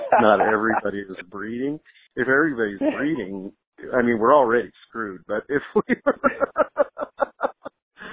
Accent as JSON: {"language": "English", "town": "Sunnyvale", "region": "California", "country": "United States", "tie": "born or raised there", "also_born_or_lived": "Van Nuys, California / Los Angeles"}